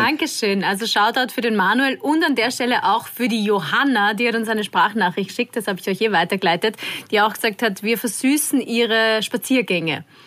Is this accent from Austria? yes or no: yes; Waldviertel, Lower Austria, Austria; dass ich aus dem Waldviertel bin